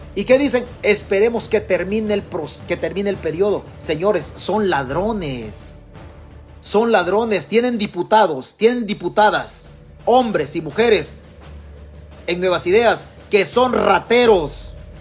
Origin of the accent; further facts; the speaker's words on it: Chalatenango, El Salvador; moved away; De nuestro pueblo, de nuestro pueblo en Chalatenango